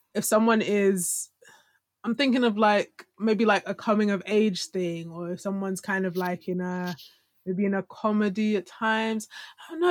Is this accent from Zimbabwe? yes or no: no; Nigeria; as Nigerian women